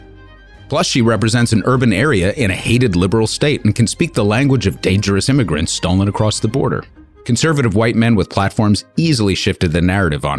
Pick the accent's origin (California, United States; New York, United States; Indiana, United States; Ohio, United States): New York, United States; As a New Yorker